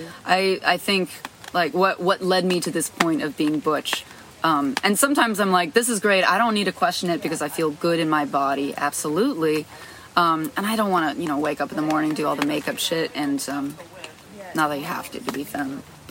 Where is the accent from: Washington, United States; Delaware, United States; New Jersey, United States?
New Jersey, United States; It was sort of isolating. I had a twin sister.